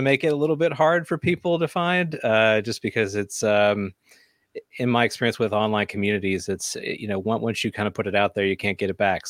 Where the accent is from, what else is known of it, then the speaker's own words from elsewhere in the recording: the South, United States; I grew up in the South.